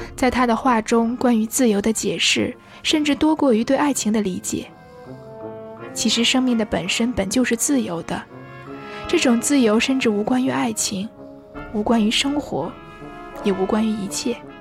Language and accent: Chinese; China; now in Paris, France; 我作为一个中国人